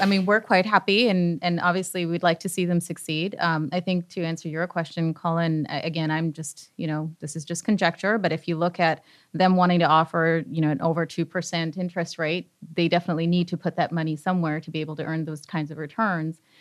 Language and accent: English; Canada; now in United States; I'm Canadian, and so we didn't have